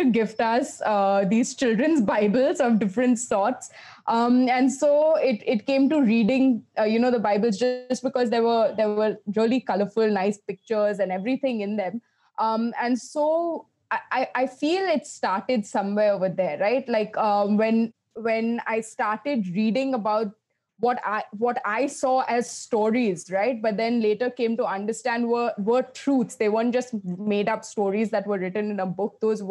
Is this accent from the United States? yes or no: no; Kolkata, West Bengal, India; I grew up in Calcutta